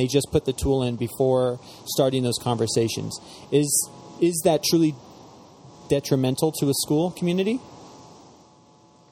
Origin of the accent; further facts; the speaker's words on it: Spokane, Washington, United States; I'm from Spokane.